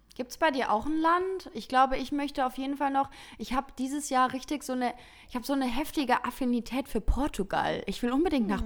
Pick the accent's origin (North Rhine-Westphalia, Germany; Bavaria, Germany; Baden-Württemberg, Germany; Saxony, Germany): North Rhine-Westphalia, Germany; Heinsberg; ich komme aus Heinsberg